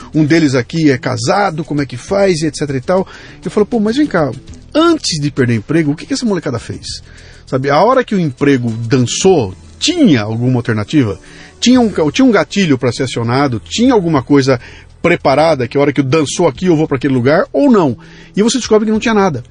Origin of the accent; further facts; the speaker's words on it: Brazil; eu que sou brasileiro e estou aqui há 60 anos no Brasil